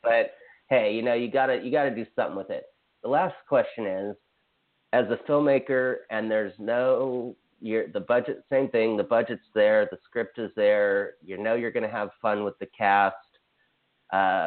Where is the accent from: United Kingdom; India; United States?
United States; Hawaii; I'm from Hawaii